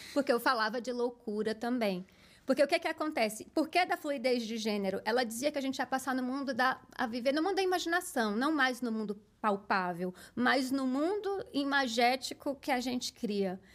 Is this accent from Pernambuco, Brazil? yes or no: no; Barreiras, Bahia, Brazil; moved away as an adult; also born or lived in Salvador; now in São Paulo, Brazil; eu sou do interior do interior da Bahia, de uma cidade é, muito forte no agronegócio, chamada Barreiras Bahia